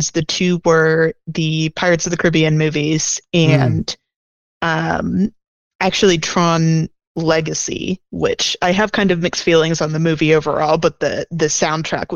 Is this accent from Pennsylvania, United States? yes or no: yes; Pennsylvania, United States; moved away as an adult; also born or lived in Washington, D.C.; now in Chicago, United States; I was like raised in kind of middle of nowhere, Pennsylvania